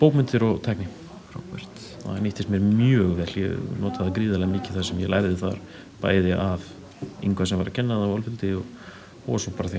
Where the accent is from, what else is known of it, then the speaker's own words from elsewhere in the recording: Svarfaðardalur, Northeastern Region, Iceland; also born or lived in Akureyri; ég er uppalinn á Sveitabænum Brekku í Svarðardal